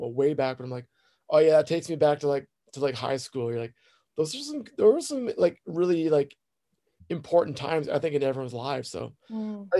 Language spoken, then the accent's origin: English; Peterborough, Ontario, Canada; moved away; I grew up in Peterborough, Ontario